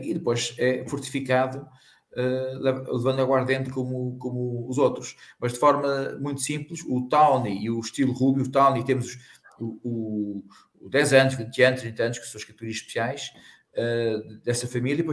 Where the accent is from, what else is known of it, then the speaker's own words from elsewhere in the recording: Porto, Norte, Portugal; até entre os portugueses, eu vim do Porto, é precisamente estar associado demasiado a vinho de Natal